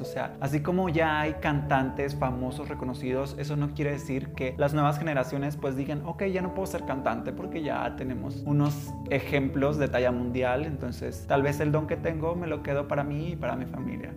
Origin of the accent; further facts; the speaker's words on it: Tuxtla Gutiérrez, Chiapas, Mexico; soy originario de Chiapas, de Tuxtla Gutiérrez, la capital del estado